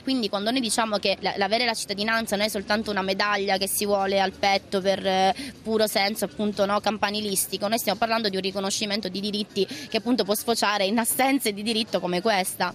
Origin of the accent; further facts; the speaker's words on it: central Sicily, Italy; also born or lived in Philippines; crescendo appunto in un piccolo paese al, al centro della Sicilia